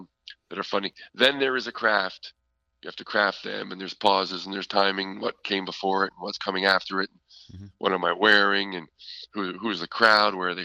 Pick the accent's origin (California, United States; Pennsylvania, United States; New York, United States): Pennsylvania, United States; Philadelphia; now in Vermont, United States; I was born in Philadelphia, so I'm not a Vermonter.